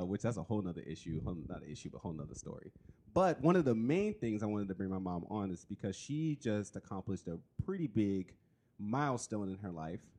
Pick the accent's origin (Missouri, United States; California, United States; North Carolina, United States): California, United States; now in Oregon, United States; I'm from California